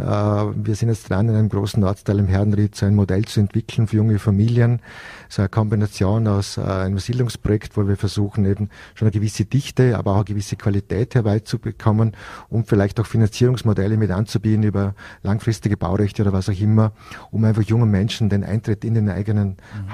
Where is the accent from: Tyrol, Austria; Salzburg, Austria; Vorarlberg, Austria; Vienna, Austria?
Vorarlberg, Austria; Hohenems; meine Heimatstadt